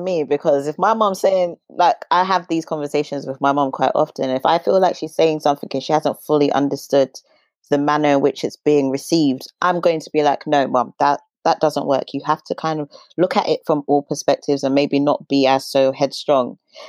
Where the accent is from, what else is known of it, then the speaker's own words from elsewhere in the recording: Zimbabwe; I'm Zimbabwe.